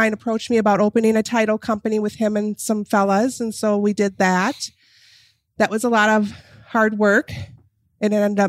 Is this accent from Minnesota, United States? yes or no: yes; Maple Grove, Minnesota, United States; I grew up here in Maple Grove. Yep. My parents lived in their house for 52 years